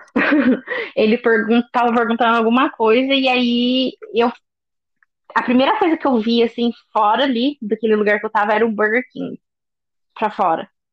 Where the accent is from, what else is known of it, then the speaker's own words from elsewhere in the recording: Poços de Caldas, Minas Gerais, Brazil; moved away as an adult; now in Dublin, Ireland; Eu sou do interior de Minas Gerais, uma cidade bem pequenininha que chama Poste Caldas